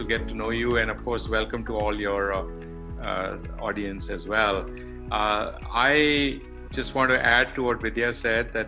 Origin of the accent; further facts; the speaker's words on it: India; moved away as an adult; also born or lived in Silicon Valley; I am from India. I went to BITS Pilani